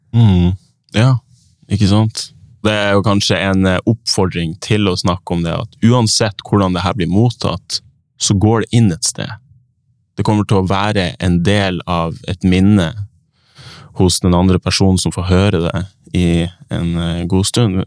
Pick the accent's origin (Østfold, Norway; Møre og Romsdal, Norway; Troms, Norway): Troms, Norway; Tromsø; now in Oslo, Norway; jeg har vokst opp i Tromsø